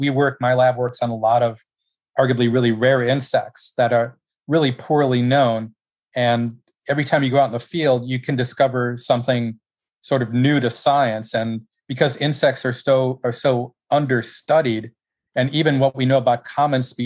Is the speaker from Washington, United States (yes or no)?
no; Caledonia, Wisconsin, United States; moved away as an adult; also born or lived in Minnesota; now in Gainesville, United States; It was in Southeast Wisconsin